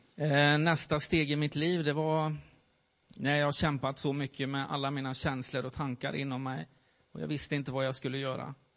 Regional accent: Värmland, Sweden; moved away as an adult; also born or lived in Gothenburg; jag flyttade därifrån, ifrån Värmland och eh, hamnade i Göteborg

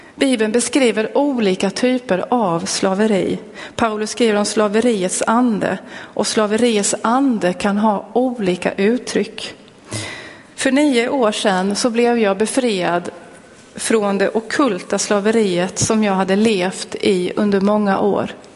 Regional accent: Linköping, Östergötland, Sweden; jag är född och uppväxt i Pingstkyrkan i Linköping

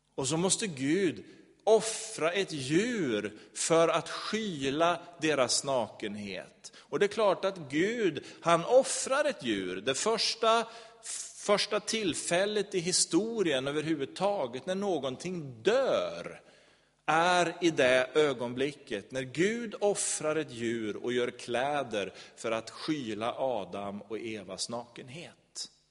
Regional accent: Sweden; som svensk

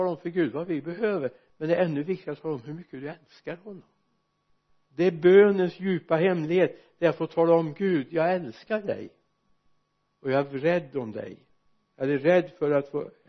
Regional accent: Sweden; när jag växte upp hemma i Arjesa för många år sedan snart hundra år sedan inte riktigt fullt men bortåt det hållet

